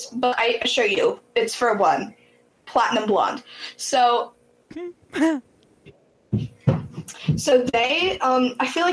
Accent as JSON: {"language": "English", "country": "United States", "said": "we're American"}